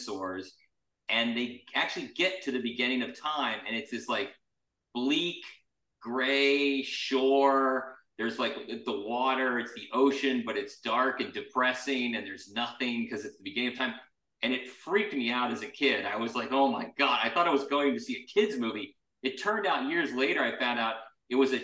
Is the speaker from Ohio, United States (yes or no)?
yes; Cincinnati, Ohio, United States; born or raised there; moved away as an adult; also born or lived in New York / Los Angeles